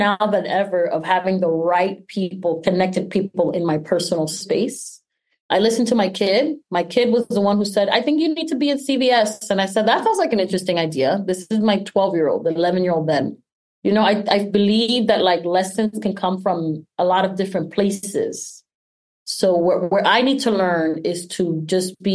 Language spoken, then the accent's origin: English; New York City, New York, United States; we came from Washington Heights